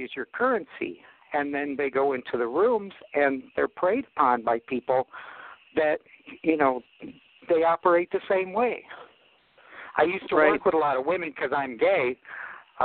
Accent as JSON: {"language": "English", "town": "Akron", "region": "Ohio", "country": "United States", "said": "I'm from Akron, Ohio, home of AA."}